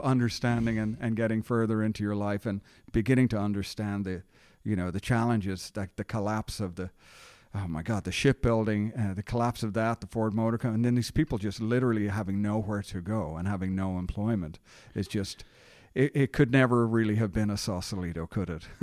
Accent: Dublin, Leinster, Ireland; now in Richmond, United States; I'm a Dublin, Ireland native

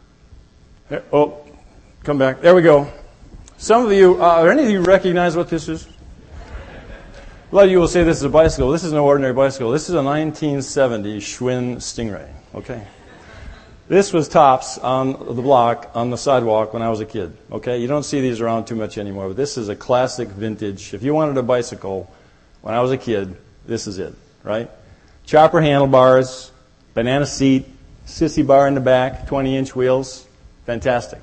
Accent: Minnesota, United States; I grew up in Minnesota where there are many lakes

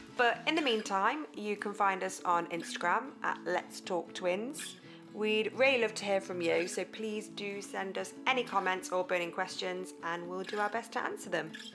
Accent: United Kingdom; we're very British

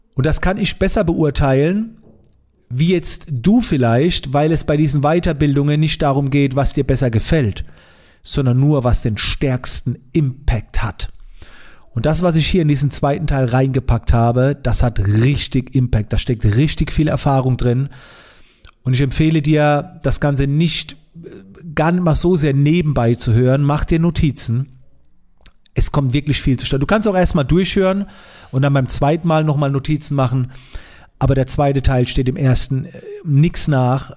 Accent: Germany; wie ich herkomme in Monheim

